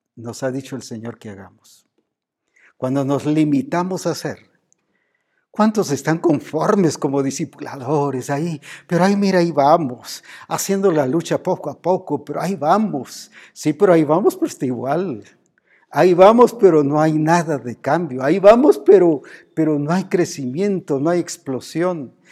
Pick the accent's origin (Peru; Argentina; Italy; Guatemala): Guatemala; Como decimos aquí en Guatemala